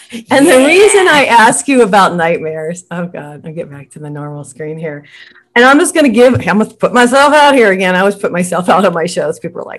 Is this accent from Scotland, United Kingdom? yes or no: yes; Scotland, United Kingdom; Now, I'm Scottish.